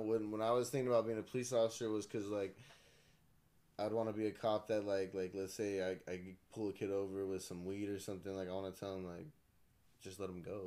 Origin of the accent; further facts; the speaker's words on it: Blythe, California, United States; growing up in California, and I grew up in Blythe, so it was even like a smaller town